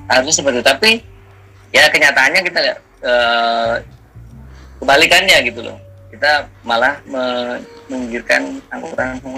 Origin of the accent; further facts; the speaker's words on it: Medan, North Sumatra, Indonesia; di kampung saya nih Medan nih